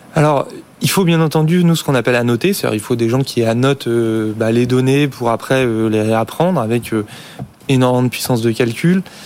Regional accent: France; en tant que Français

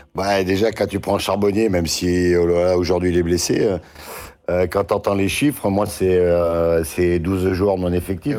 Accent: Saint-Étienne, Auvergne-Rhône-Alpes, France; moi, je suis Stéphanois

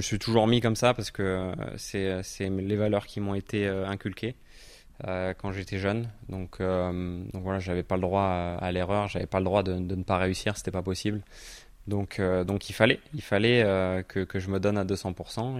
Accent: Normandy, France; je suis normand

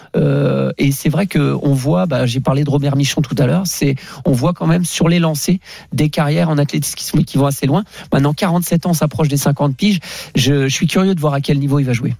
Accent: Brittany, France; je viens de la Bretagne

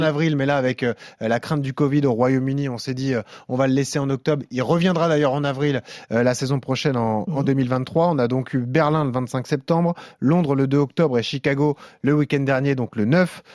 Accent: France; nous, en tant que Français

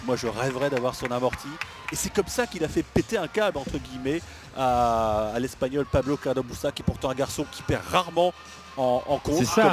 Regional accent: Normandy, France; je suis normand

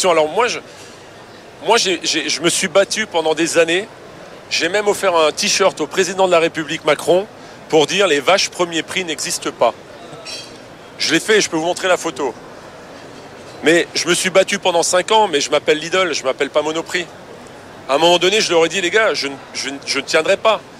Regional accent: France; moi, moi je reste je suis français, fier de l'être, et je vais toujours pousser les produits français.

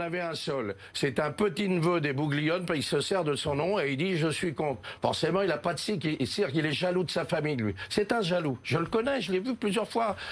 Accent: Paris, Île-de-France, France; je suis né à Paris, je suis. Euh, j'ai passé une vie complète à Paris

